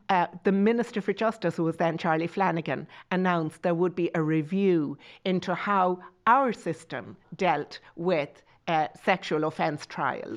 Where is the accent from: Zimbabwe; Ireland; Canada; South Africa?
Ireland; Tipperary, Munster